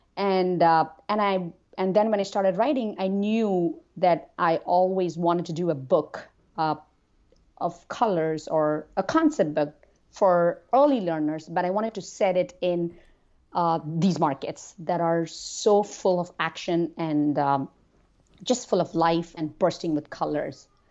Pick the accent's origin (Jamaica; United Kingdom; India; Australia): India; now in United States; growing up in India